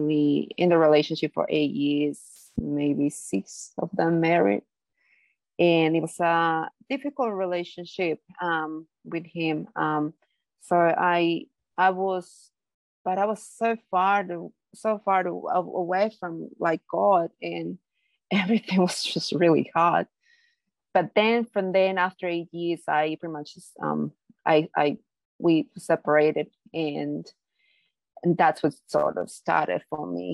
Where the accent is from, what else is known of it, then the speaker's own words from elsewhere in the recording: Bolivia; moved away; I am from Bolivia, South America. So it's a very Catholic, country. Like that's a main religion there, I guess. So I grew up on Catholicism